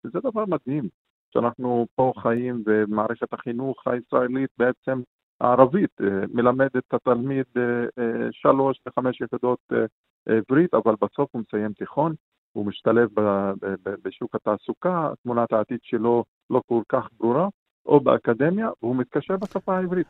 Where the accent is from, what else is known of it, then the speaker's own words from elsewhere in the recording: Shefa-'Amr, Northern District, Israel; אני משפרעם